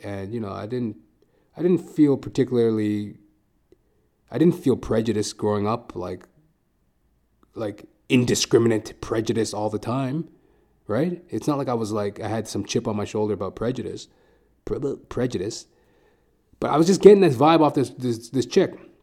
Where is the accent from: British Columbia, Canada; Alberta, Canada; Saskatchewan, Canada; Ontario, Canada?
Alberta, Canada; Edmonton; now in Toronto, Canada; I'm originally from Edmonton, Alberta.